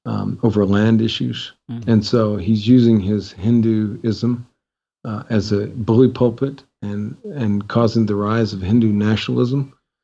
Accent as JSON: {"language": "English", "country": "United States", "moved": "yes", "lives_now": "Nepal", "said": "I'm an American"}